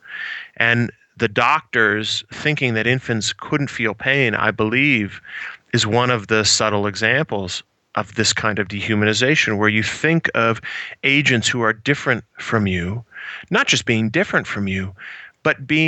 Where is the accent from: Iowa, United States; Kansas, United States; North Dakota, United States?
Iowa, United States; I grew up in the Midwest, about 3 hours to the west of Chicago in Iowa.